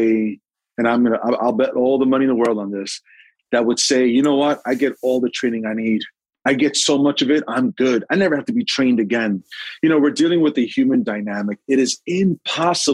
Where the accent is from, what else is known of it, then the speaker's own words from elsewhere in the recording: New York City, New York, United States; When I grew up in Sunset Park, I never saw a black fireman